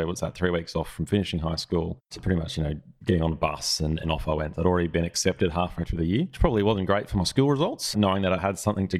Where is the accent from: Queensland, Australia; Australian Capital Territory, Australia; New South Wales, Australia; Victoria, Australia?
Queensland, Australia; Nambour; I was born in Nambour, so I am a Queenslander. Born on the 18th of the 6th, 1983. So I'm getting older now. I'm in my, I'll call it early 30s still, you know, 35